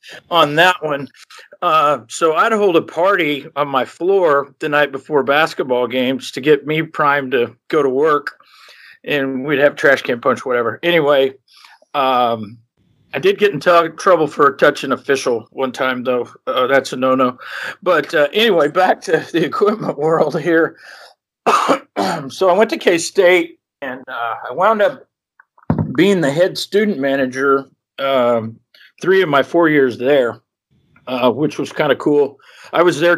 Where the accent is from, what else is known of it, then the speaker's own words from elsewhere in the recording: Kansas, United States; moved away; I'm from Kansas.